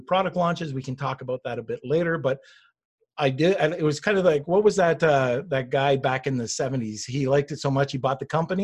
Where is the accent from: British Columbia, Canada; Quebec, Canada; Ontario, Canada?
Quebec, Canada; Montreal; moved away; also born or lived in Toronto / New Hampshire / Boston / Seabrook, Massachusetts; I grew up, I was from Montreal and then moved down to Toronto and lived in around the New Hampshire, Boston, Seabrook area in Massachusetts for a little while